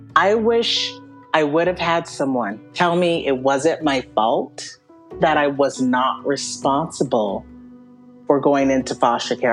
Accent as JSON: {"language": "English", "region": "Western Washington", "country": "United States", "tie": "born or raised there", "said": "I grew up in Western Washington, and that's where I went into foster care"}